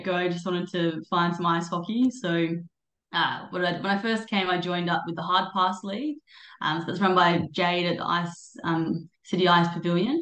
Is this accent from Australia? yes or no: yes; Adelaide, South Australia, Australia; moved away as an adult; also born or lived in Sydney; now in New York, United States; I'm originally from Adelaide, so I've lived in Sydney for about the last 7 years, and then yeah, so I just moved to New York about 2 months ago